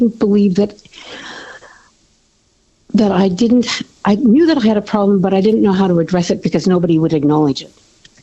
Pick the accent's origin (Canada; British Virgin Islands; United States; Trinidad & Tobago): Canada; now in Australia; I drink like a Canadian